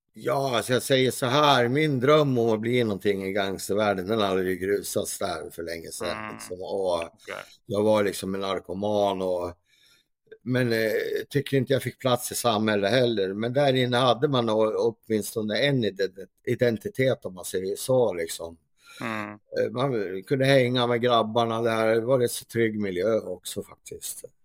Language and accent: Swedish; Gävle, Gävleborg County, Sweden; här i Gävle, där jag kommer från